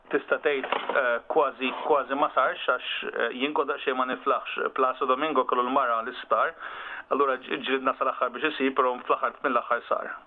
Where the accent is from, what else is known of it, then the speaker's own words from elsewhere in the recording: Malta; aħna Maltin